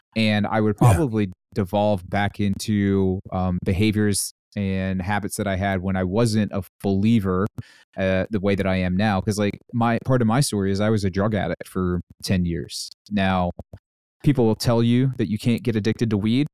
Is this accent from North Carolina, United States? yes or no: yes; North Carolina, United States; I grew up in North Carolina